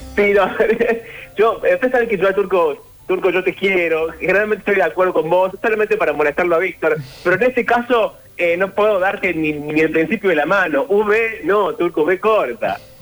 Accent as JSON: {"language": "Spanish", "country": "Argentina", "said": "nuestro país"}